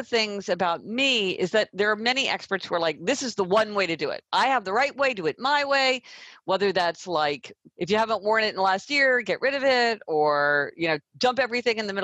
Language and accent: English; Kansas City, Missouri, United States; now in New York City, United States; I'm from Kansas City, Missouri, so I spend a couple of weeks in my hometown